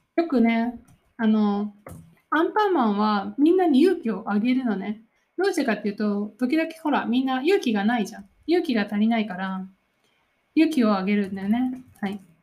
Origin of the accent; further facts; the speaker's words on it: Nara, Japan; 私の出身の奈良